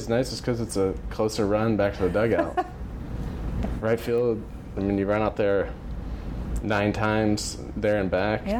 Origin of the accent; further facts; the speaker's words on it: Dallas, Texas, United States; Yep, I stayed in the area.